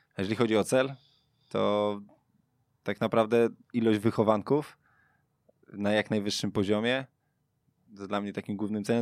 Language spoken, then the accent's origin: Polish; Sulejówek, Masovian Voivodeship, Poland; Pochodzę z Sulejówka, tam jest jeden klub, Wiktoria Sulejówek, w którym ja grałem właściwie większość mojej kopanej, śmiesznej kariery